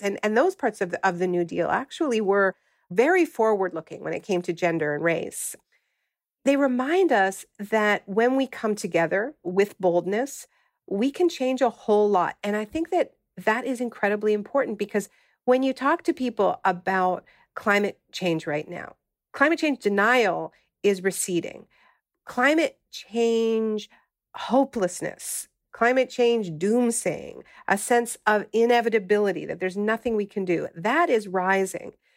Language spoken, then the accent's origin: English; Canada; moved away; also born or lived in California; I'm originally from Canada